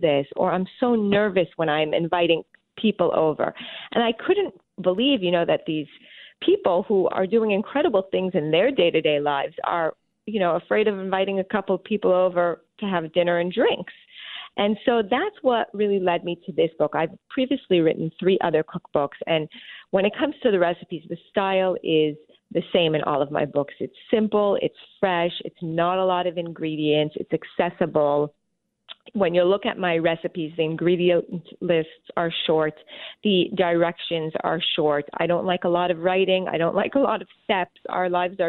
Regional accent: Montreal, Quebec, Canada; I was born and raised in Montreal, Canada

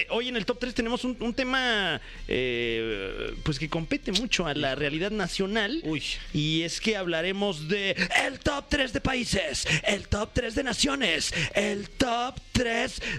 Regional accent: Mexico; pues somos mexicanos

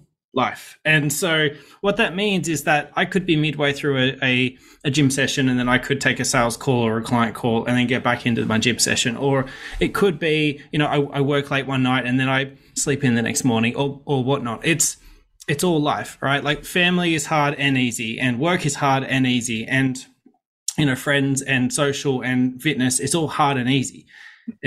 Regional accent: Sydney, New South Wales, Australia; I grew up in Western Sydney

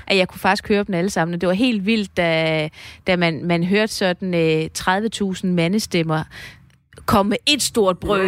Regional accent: East Jutland, Central Denmark Region, Denmark; vi er østjyder

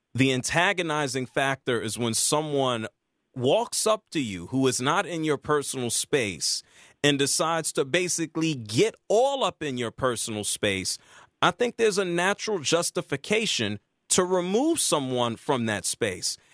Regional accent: Atlanta, Georgia, United States; I'm from Atlanta, live in Atlanta.

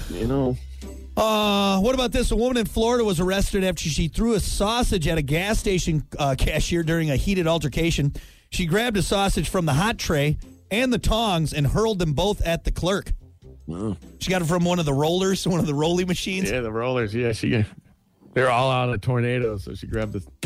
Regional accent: Canada; I'm a Canadian, a eh?

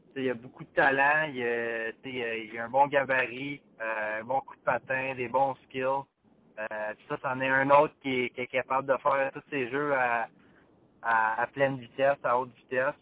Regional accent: Bathurst, New Brunswick, Canada; j'ai grandi à Bathurst

